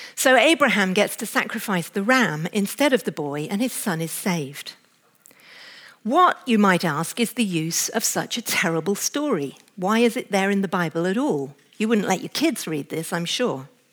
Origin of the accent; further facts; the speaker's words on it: England, United Kingdom; as an English woman